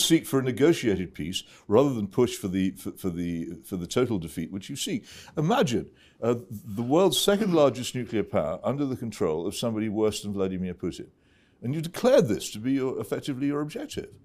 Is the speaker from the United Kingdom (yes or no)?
yes; United Kingdom; as a British citizen